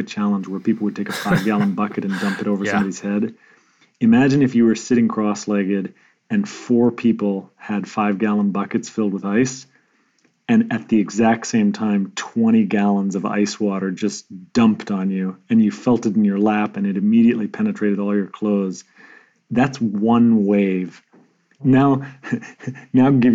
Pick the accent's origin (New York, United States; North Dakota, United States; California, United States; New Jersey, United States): North Dakota, United States; moved away; also born or lived in Germany / Connecticut; I grew up in North Dakota, which is not known as a hub of the rowing community.